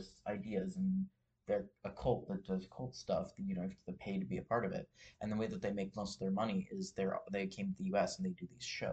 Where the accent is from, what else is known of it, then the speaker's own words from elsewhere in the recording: Los Angeles, California, United States; moved away; I'm from Los Angeles